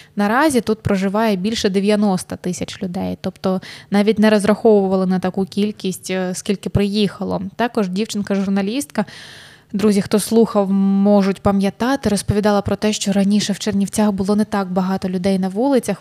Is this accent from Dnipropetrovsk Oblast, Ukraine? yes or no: no; Sloviansk, Donetsk Oblast, Ukraine; now in Chernivtsi, Ukraine; ти зі Слов'янська